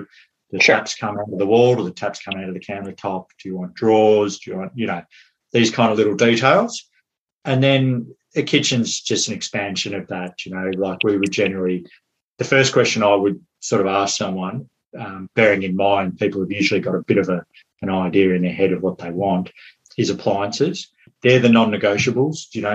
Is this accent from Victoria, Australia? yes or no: yes; Melbourne, Victoria, Australia; moved away as an adult; now in Westport, Ireland; I'm from Melbourne